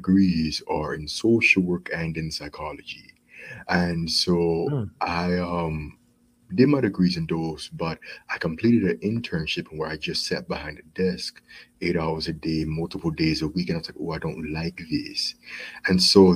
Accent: Charlotte, North Carolina, United States; I was born in Charlotte, North Carolina

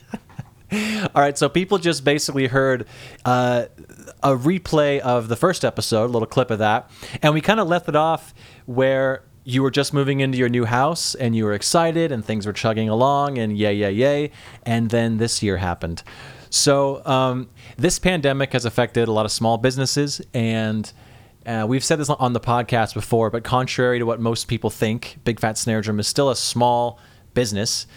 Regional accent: the Northwest, Pacific Northwest, United States; I'm from the Northwest.

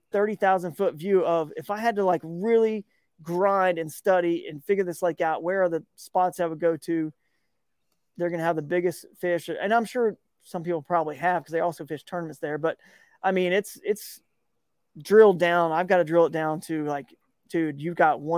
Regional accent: Georgia, United States; growing up in Georgia

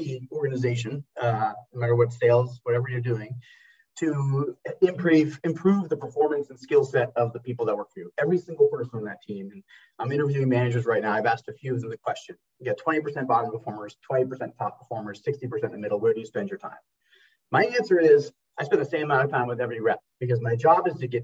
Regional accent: Maine, United States; now in Santa Monica, United States; I'm a born and raised in Maine and living in New England

